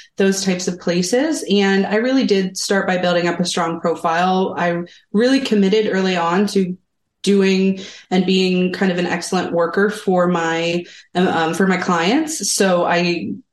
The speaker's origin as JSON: {"language": "English", "town": "Columbus", "region": "Ohio", "country": "United States", "moved": "yes", "lives_now": "Salem, United States", "said": "I'm actually from the Midwest, the Columbus, Ohio area."}